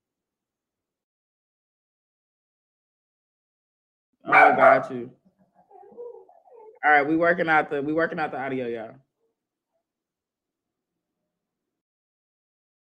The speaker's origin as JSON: {"language": "English", "town": "Kansas City", "country": "United States", "moved": "yes", "lives_now": "California, United States", "said": "I'm from Kansas City"}